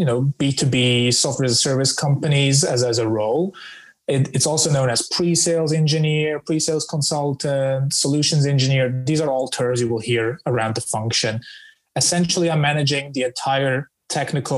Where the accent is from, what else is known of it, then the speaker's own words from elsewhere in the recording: Switzerland; moved away as an adult; now in London, United Kingdom; I'm originally from Switzerland with roots in the Balkan